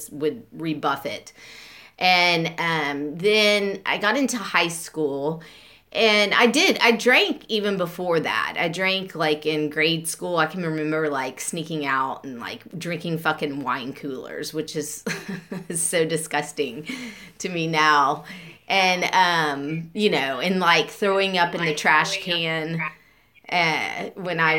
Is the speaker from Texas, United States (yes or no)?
yes; Beaumont, Texas, United States; I grew up and I was born in 1975 in Beaumont